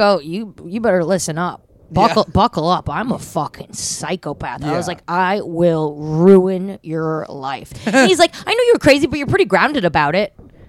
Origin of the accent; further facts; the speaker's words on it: Cold Spring Harbor, New York, United States; I'm from Cold Spring Harbor, so it's the next town from Syosset.